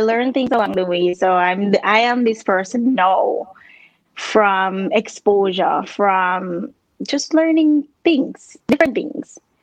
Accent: U.S. Virgin Islands; moved away as an adult; now in Ohio, United States; I grew up there. That's where I was uh, born.

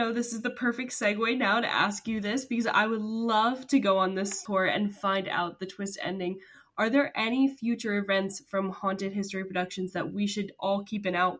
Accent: New Jersey, United States; as someone who grew up in New Jersey

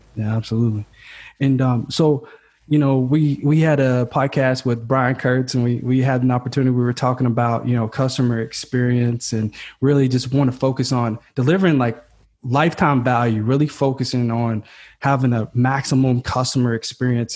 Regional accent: Kentucky, United States; now in California, United States; I'm from Kentucky, man. So uh, and I'm living in California now, and I'm like this Kentucky kid

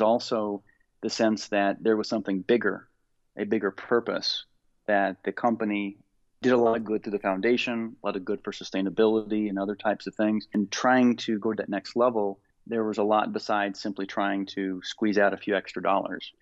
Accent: Indiana, United States; Growing up in Indiana and playing basketball

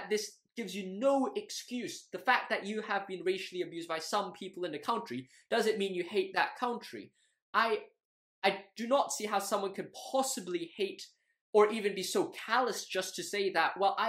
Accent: Hong Kong; I grew up in Hong Kong all my life

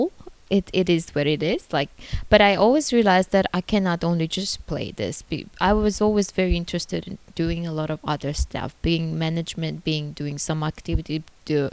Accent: Armenia; moved away as an adult; now in China; I was proudly saying that I'm from Armenia

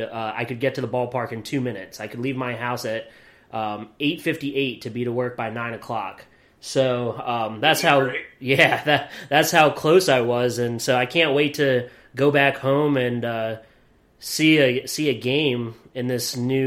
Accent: Williamsport, Pennsylvania, United States; moved away; Williamsport is my hometown, and I grew up going to Crosscutters games, really ever since they came to Williamsport.

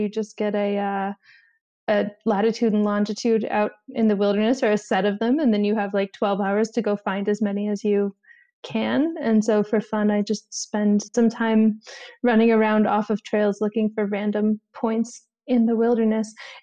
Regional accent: Florida, United States; I come from Florida

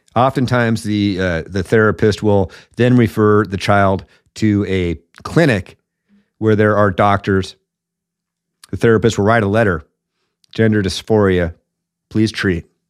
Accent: Seattle, Washington, United States; Seattle's my hometown

